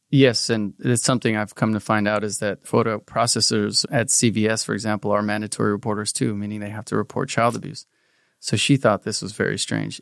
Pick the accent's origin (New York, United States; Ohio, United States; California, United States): California, United States; South Pasadena; we grew up in South Pasadena, very middle class area